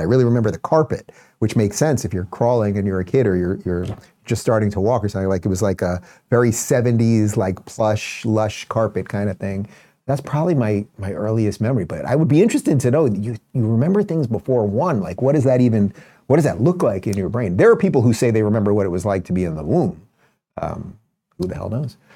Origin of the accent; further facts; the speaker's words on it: Long Island, New York, United States; also born or lived in Brooklyn; I was born in Brooklyn, nineteen seventy-six, and we moved to Long Island in about seventy-nine